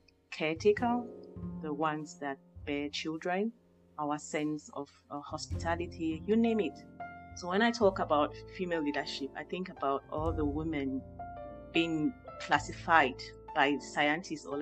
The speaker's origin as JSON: {"language": "English", "country": "Cameroon", "tie": "born or raised there", "moved": "yes", "said": "growing up in Cameroon"}